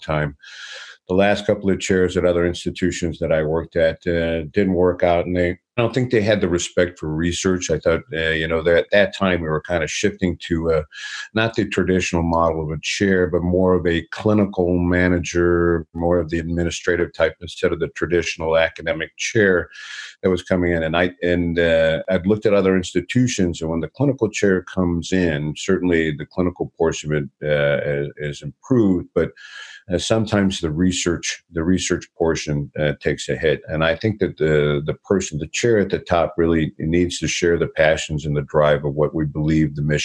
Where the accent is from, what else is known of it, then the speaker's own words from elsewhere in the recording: Detroit, Michigan, United States; I'm born and raised in Detroit